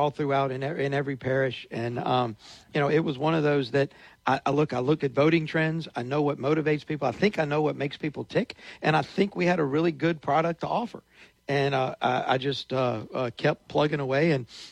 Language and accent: English; Natchitoches, Louisiana, United States; we're from Natchitoches, and I dearly love Natchitoches